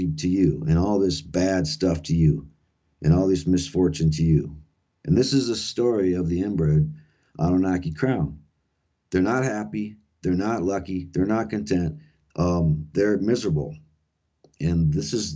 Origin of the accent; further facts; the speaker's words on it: South Dakota, United States; that's where I grew up here in South Dakota